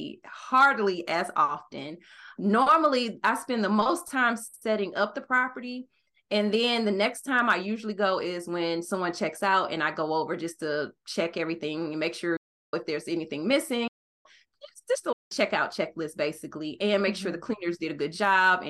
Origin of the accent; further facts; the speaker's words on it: St. Louis, Missouri, United States; moved away; also born or lived in Arizona; I decided to move back to my hometown of St. Louis, Missouri